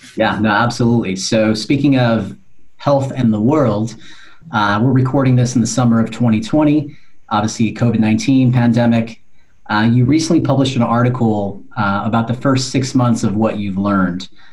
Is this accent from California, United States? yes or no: yes; California, United States; I grew up in California